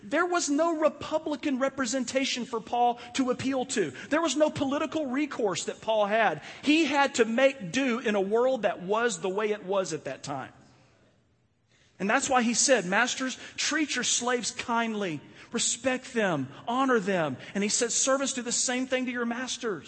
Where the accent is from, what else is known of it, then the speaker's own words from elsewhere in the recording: United States; being an American